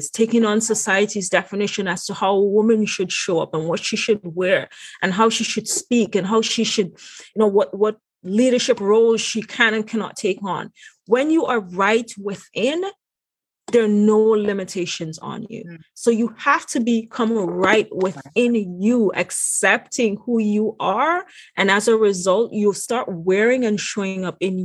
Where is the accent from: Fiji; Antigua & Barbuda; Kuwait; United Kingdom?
Antigua & Barbuda; moved away as an adult; now in United States; my background of, you know, growing up in the Caribbean.